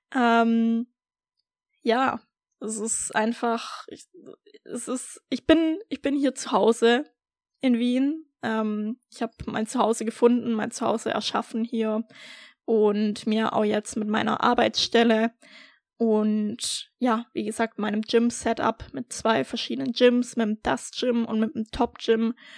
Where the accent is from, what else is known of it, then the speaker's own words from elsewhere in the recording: Baden-Württemberg, Germany; moved away as an adult; also born or lived in Berlin; ich komme ursprünglich aus Deutschland, aus Baden-Württemberg